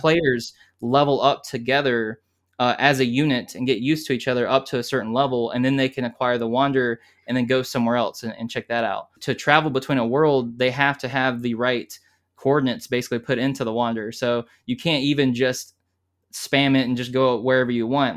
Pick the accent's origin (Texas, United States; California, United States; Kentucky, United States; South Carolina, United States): South Carolina, United States; I'm from South Carolina, and, uh, I gr, I was born and raised here.